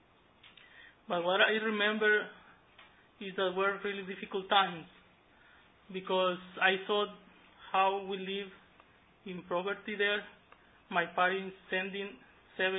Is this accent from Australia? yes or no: no; Pacific coast of Mexico, Mexico; moved away; I grew up in Mexico, in the Pacific coast of Mexico, in a farm with my parents